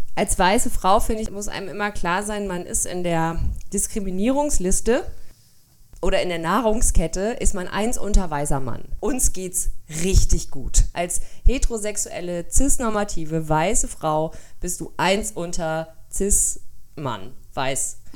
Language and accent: German; Germany; bei uns in Deutschland